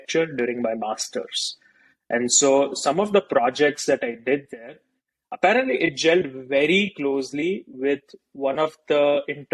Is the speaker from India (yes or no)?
yes; India; moved away as an adult; growing up in India